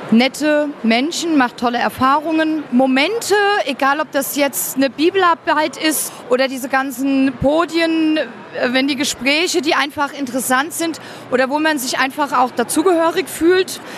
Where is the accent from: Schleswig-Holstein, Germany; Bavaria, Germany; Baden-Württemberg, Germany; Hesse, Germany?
Hesse, Germany; Bei uns in Hessen gibt es eigentlich Weizenbier